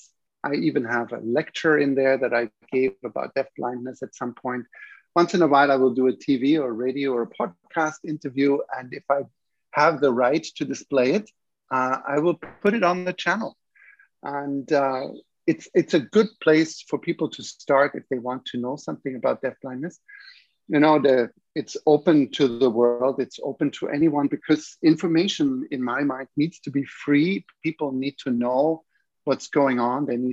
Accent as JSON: {"language": "English", "town": "Munich", "region": "Bavaria", "country": "Germany", "also_born_or_lived": "Vienna, Austria / Toronto, Canada / Vancouver, Canada / Calgary, Canada", "moved": "yes", "lives_now": "Montreal, Canada", "said": "I come from Germany originally, from Munich, and then I trained in Vienna"}